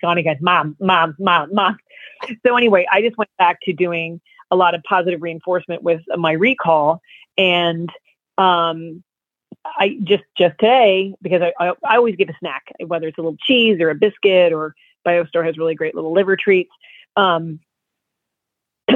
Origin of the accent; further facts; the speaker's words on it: New Jersey, United States; I'm from Jersey